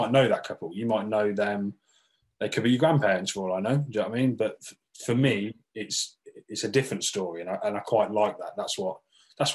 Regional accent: England, United Kingdom; I'm English

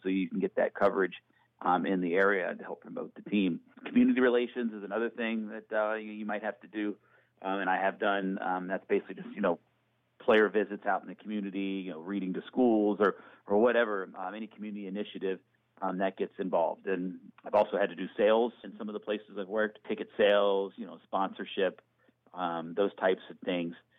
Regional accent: Norfolk, Virginia, United States; my hometown team, the Norfolk Admirals.

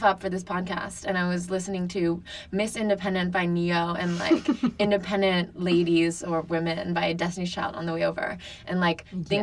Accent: Paris, Île-de-France, France; now in Brooklyn, United States; I grew up in France with my mom in Paris.

